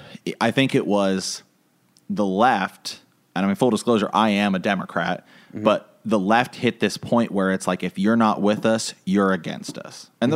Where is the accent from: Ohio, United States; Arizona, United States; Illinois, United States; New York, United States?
Ohio, United States; We're from Ohio.